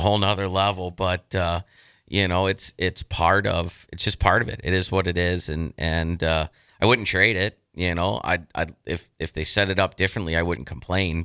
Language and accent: English; Youngstown, Ohio, United States; now in Lincoln, United States; I'm from Youngstown. I've coached the Phantoms. My whole family's there